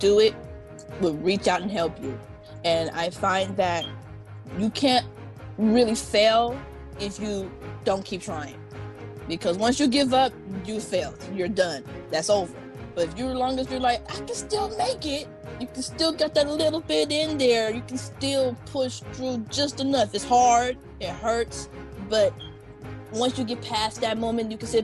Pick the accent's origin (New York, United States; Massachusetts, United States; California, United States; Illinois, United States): California, United States; Bakersfield; I grew up in Bakersfield, California